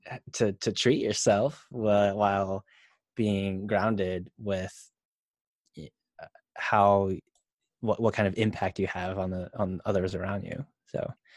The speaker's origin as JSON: {"language": "English", "country": "United States", "said": "being Asian American"}